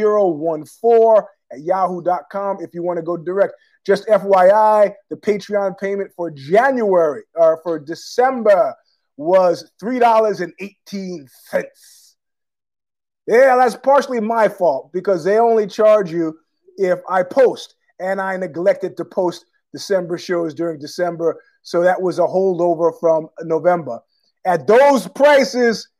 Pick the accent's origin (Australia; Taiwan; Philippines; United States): United States; New York City, New York; I was born there in Queens